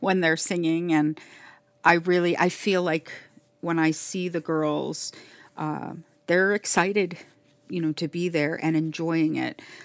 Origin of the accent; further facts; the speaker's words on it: Miami, Florida, United States; And then I say, "Florida,"